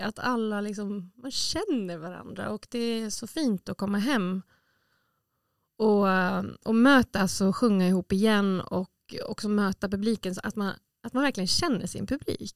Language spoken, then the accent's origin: Swedish; Åland Islands; jag har ju sedan jag var liten sett liksom mm. äldre förebilder här på Åland